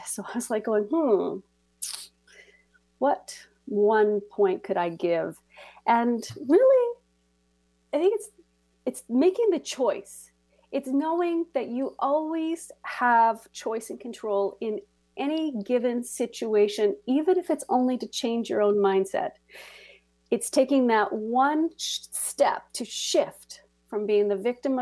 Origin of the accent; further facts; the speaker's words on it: Canada; I am from Canada